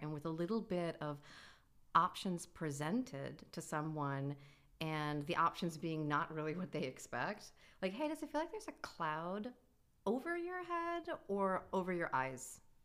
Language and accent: English; New York, United States; I am a New Yorker. I've always been a New Yorker